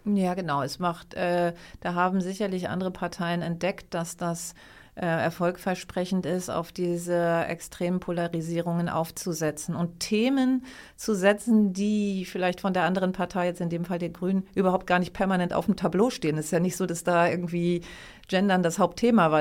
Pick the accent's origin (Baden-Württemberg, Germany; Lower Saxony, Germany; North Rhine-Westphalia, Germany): Lower Saxony, Germany; ich komme ja auch aus Niedersachsen